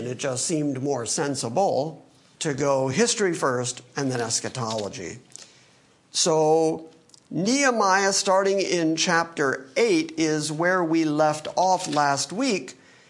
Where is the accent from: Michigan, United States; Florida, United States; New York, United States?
Michigan, United States; Detroit; born there; also born or lived in California; now in Middle Tennessee, United States; I would say I was born in Detroit, but then, you know, after traveling and all over the country and California and blah, blah, and now Middle Tennessee, that's how I got here.